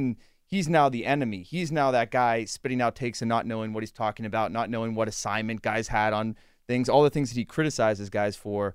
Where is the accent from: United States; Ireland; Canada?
United States; Latrobe, Pennsylvania; I'm from Latrobe.